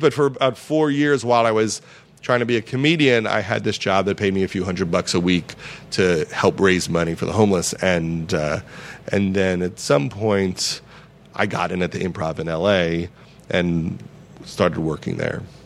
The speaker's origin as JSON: {"language": "English", "area": "Long Island", "region": "New York", "country": "United States", "also_born_or_lived": "Los Angeles", "moved": "yes", "said": "I was from Long Island"}